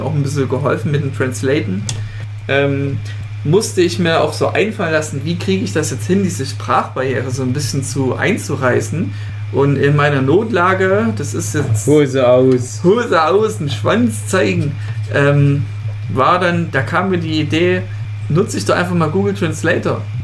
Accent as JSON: {"language": "German", "town": "Leipzig", "region": "Saxony", "country": "Germany", "said": "ich komme ja aus Leipzig"}